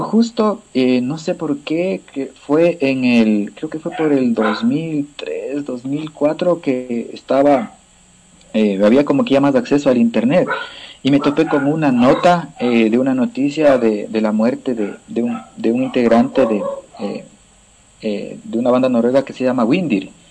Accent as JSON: {"language": "Spanish", "town": "Cayambe", "region": "Pichincha", "country": "Ecuador", "tie": "born or raised there"}